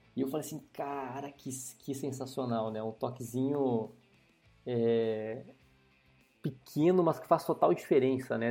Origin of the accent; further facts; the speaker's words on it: interior of Rio Grande do Sul, Brazil; eu sou um cara que nasci e cresci no interior do estado do Rio Grande do Sul